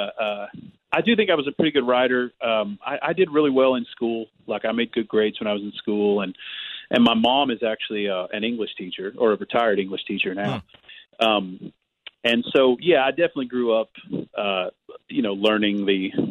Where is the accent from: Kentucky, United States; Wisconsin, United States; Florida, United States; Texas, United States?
Kentucky, United States; Growing up in Kentucky